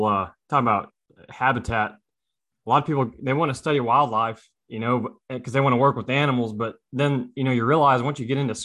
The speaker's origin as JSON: {"language": "English", "area": "Jefferson County", "region": "Southeast Texas", "country": "United States", "said": "I'm from Southeast Texas, around Jefferson County"}